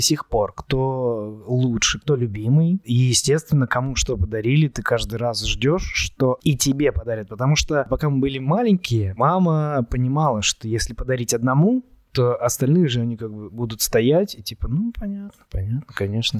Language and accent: Russian; Chelyabinsk, Chelyabinsk Oblast, Russia; also born or lived in Saint Petersburg; now in Moscow, Russia; Я оригинально из Челябинска, учился и жил какое-то время в Петербурге, и сейчас живу в Москве